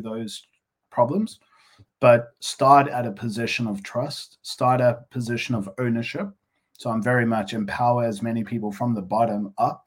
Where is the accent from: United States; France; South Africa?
South Africa; moved away; being a South African originally